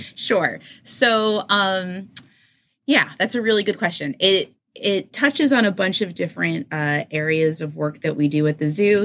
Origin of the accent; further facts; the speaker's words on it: New York City, New York, United States; moved away; I grew up in New York City